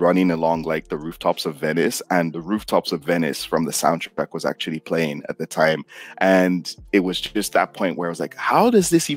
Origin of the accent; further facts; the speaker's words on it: Nigeria; I got my degree in economics because I'm Nigerian and that's what Nigerian parents kind of expect from you.